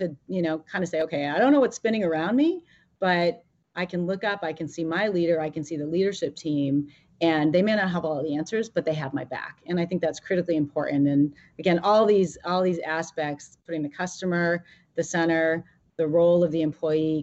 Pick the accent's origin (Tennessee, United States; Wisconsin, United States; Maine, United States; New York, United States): Maine, United States; moved away as an adult; also born or lived in Massachusetts / Seattle; I grew up in Maine. I went to school in Massachusetts